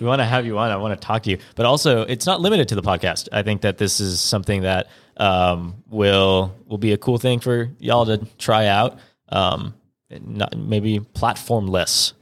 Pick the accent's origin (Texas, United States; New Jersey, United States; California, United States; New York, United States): California, United States; I'm kind of from California